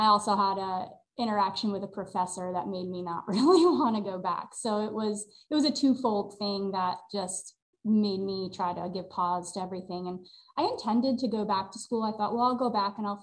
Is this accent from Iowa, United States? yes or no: no; New York, United States; moved away as an adult; I'm originally from New York, about an hour north of New York City, most familiar thing that maybe for others would be Dia Art Museum, that where that's located. It wasn't there when I was growing up. It was an old Nabisco factory, but I literally grew up within a walking distance of there